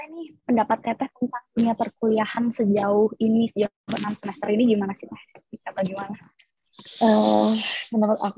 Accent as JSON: {"language": "Indonesian", "town": "Bandung", "region": "West Java", "country": "Indonesia", "said": "aku asli Bandung."}